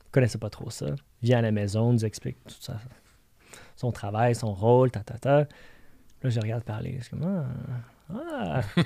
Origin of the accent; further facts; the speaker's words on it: Montreal, Quebec, Canada; Je viens de Montréal